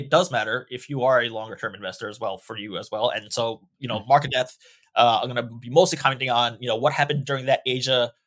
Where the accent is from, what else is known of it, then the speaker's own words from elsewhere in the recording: New York, United States; moved away; I'm originally from New York